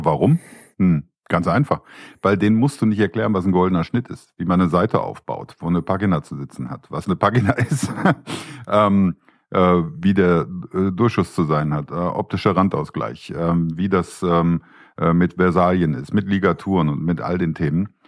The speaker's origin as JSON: {"language": "German", "town": "Düsseldorf", "region": "North Rhine-Westphalia", "country": "Germany", "tie": "born or raised there", "said": "Ich bin ja geborener Düsseldorfer"}